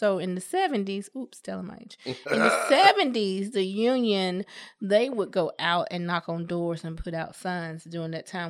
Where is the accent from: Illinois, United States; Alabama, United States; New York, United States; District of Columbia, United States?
Alabama, United States; Birmingham; I was born and raised in Titusville. I've been in the community for over 30 years.